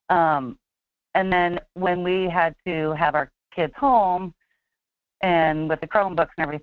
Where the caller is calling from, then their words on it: Fairbanks, Alaska, United States; from Fairbanks.